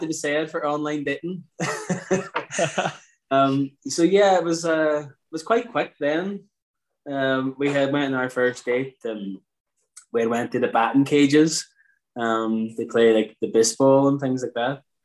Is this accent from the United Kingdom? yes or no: yes; Derry, Northern Ireland, United Kingdom; moved away as an adult; now in Muff, Ireland; we're actually from Derry, both of us, uh, born and raised